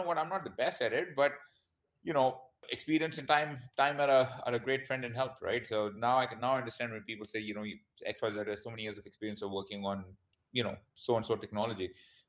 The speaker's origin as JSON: {"language": "English", "town": "Vancouver", "region": "British Columbia", "country": "Canada", "also_born_or_lived": "India / United Kingdom / Australia", "lives_now": "Bangkok, Thailand", "said": "I was born in India. I studied in the UK, and then my family immigrated to Canada. So I am Canadian. So I'm from a place called Vancouver, BC."}